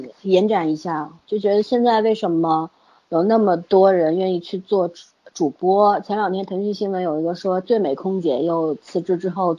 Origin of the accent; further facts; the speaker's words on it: China; 首先，我们中国人实在是太多了，对吧？